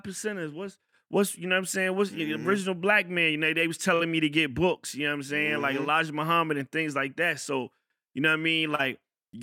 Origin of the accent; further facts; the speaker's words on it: Fayetteville, North Carolina, United States; I grew up in Fayetteville